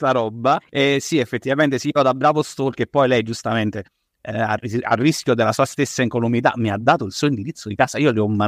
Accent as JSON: {"language": "Italian", "region": "Aosta Valley", "country": "Italy", "accent": "Valdostan", "said": "sono valdostano"}